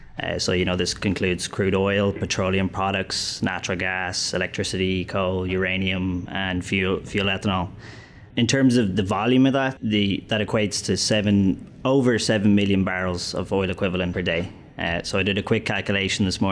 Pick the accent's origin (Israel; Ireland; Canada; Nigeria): Ireland; moved away as an adult; also born or lived in London / Dublin / Copenhagen; now in United States; I'm from Ireland